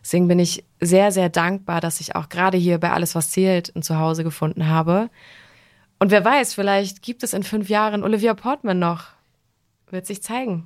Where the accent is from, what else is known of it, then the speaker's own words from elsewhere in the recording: Wetzlar, Hesse, Germany; moved away; ich komme ursprünglich aus Wetzlar, aber meine Familie wohnt äh, auf Mallorca